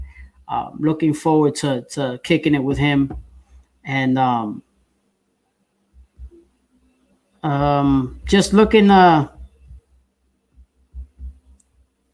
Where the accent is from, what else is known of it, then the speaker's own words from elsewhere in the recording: New York, United States; as a Puerto Rican, as a Latino growing up in New York